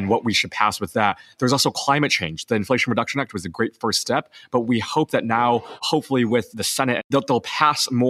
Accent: Illinois, United States; my home state

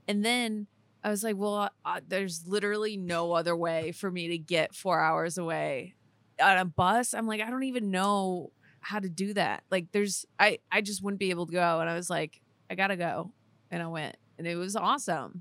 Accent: Fort Lauderdale, Florida, United States; I was born in Fort Lauderdale

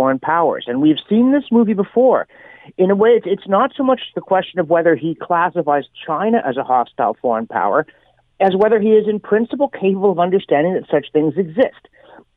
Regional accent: Canada; I was from Canada

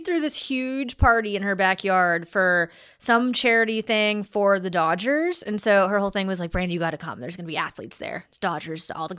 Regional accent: the South, United States; accent: Southern; my southern accent is at its peak, you know?

